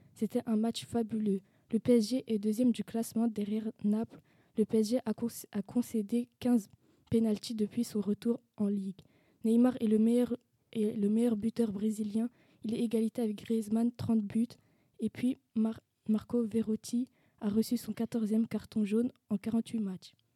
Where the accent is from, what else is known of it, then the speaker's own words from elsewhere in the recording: Brittany, France; je suis originaire de Bretagne, j'ai passé toute mon enfance.